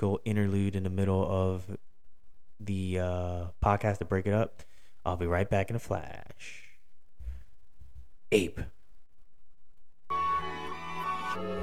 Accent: Philadelphia, Pennsylvania, United States; Philly, my hometown

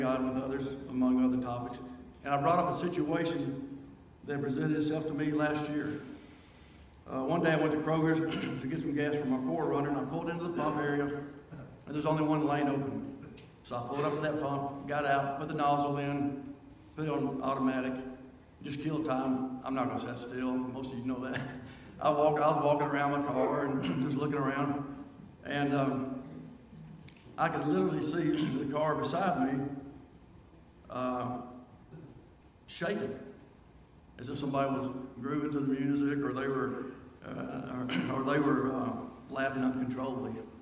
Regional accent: Nashville, Tennessee, United States; I grew up in South Nashville in the Pre-Hall area

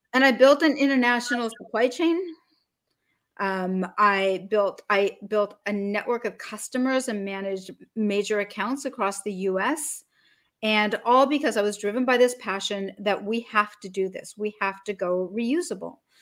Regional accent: Salt Lake City, Utah, United States; now in Martha's Vineyard, United States; Originally, I was born in Salt Lake City, Utah.

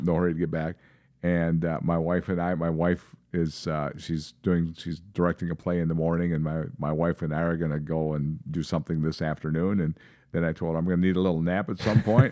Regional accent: Seymour, Wisconsin, United States; now in Minnesota, United States; I moved away from Seymour, Wisconsin. I grew up in that little town outside Green Bay.

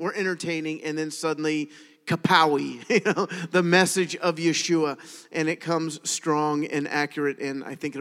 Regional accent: Richmond, Virginia, United States; I was born in Richmond. I was part of the first graduating class of Mills Godwin High School.

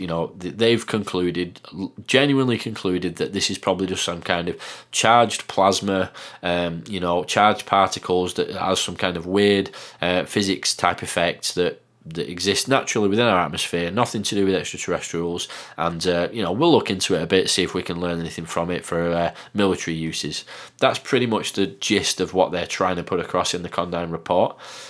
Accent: England, United Kingdom; accent: Northern; I hope you can understand what I'm saying with my bizarre Northern accent.

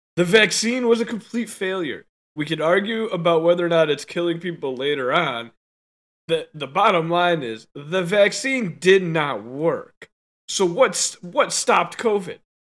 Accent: United States; we're American

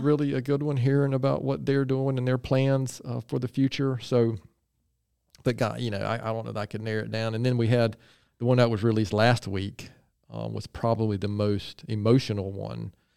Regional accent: Gaston County, North Carolina, United States; I am originally from Gaston County

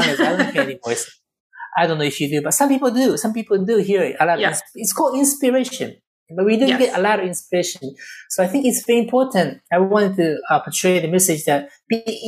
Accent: Japan; also born or lived in Lebanon; now in United States; I was born in Japan. I lived in Lebanon. I live in the U.S.

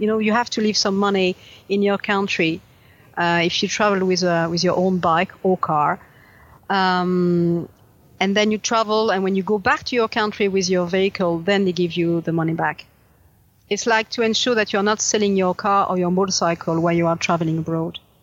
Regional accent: France

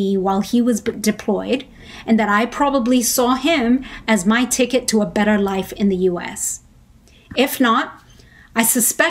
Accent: Hong Kong; moved away as an adult; also born or lived in Philippines; now in United States; I was born in Hong Kong

